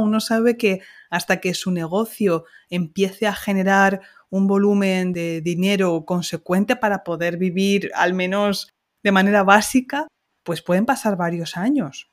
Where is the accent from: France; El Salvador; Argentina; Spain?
Spain; Ciudad Real, Castilla-La Mancha; Ciudad Real, que es mi ciudad de origen en Castilla-La Mancha